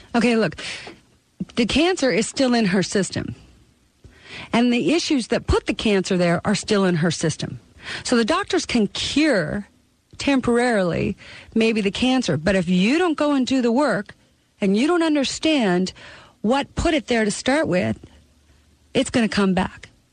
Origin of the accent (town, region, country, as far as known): Canada; born or raised there; now in United States